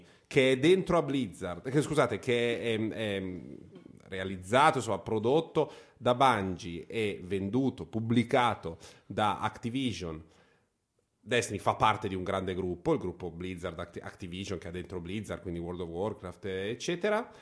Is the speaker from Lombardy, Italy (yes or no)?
yes; Varese, Lombardy, Italy; per chi come me ha a che fare con la Svizzera da sempre, perché sono di Varese